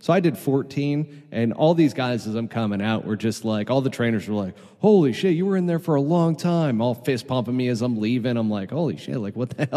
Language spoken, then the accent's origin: English; New York, United States; now in Arizona, United States; as a New Yorker